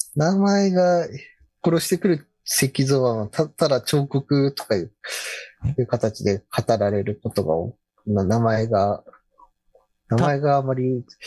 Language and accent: Japanese; Otaru, Hokkaido, Japan; 私の出身、 小樽なんですけれども